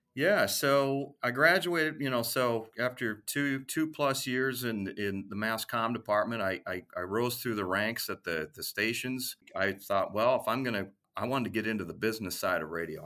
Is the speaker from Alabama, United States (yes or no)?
no; Minneapolis, Minnesota, United States; I grew up in Minneapolis, Saint Paul, and that's where I wanted to settle